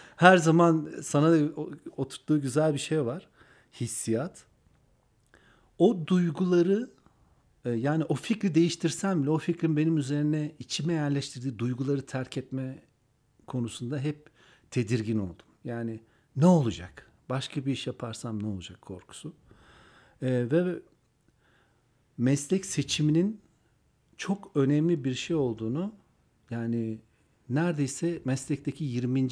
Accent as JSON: {"language": "Turkish", "region": "Antalya", "country": "Turkey", "tie": "born or raised there", "also_born_or_lived": "Ankara / Kars", "said": "Karslıyız aslında ama Antalya'da büyüdüm. Ankara'da doğdum"}